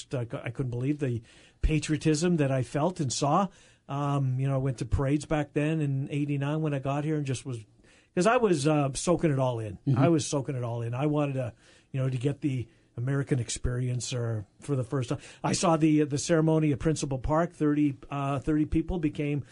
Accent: Canada; now in United States; my birth certificate says Canada

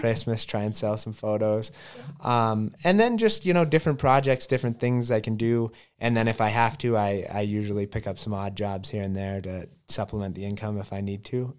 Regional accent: Elk Park, Montana, United States; I grew up actually outside of Butte in Elk Park, Montana.

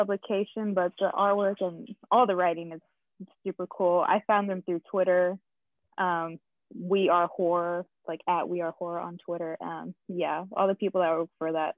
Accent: Texas, United States; I am from Texas

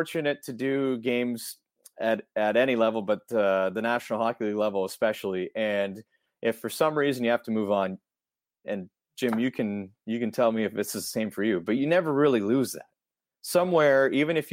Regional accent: Ontario, Canada; growing up in Ontario

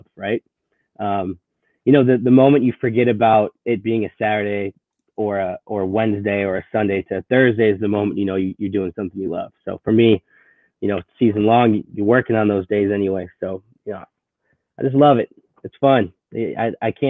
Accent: Milwaukee, Wisconsin, United States; I was born and raised in Milwaukee.

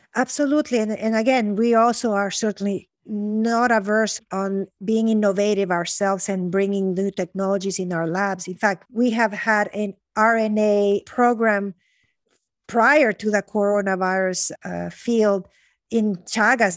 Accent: Honduras; I grew up in Honduras. So I'm mm-hmm. a, you know, Honduran

